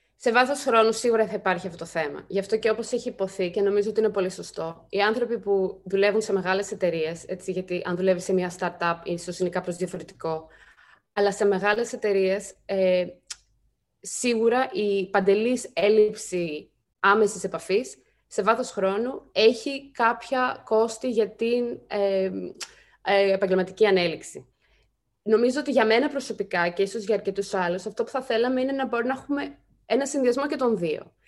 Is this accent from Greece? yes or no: yes; Greece; moved away as an adult; εγώ είμαι Ελληνίδα, εδώ μεγάλωσα